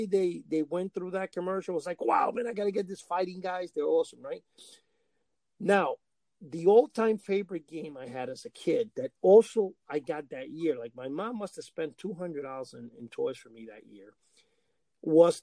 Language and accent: English; New York City, New York, United States; also born or lived in Cuba; In New York City, where I grew up in Washington Heights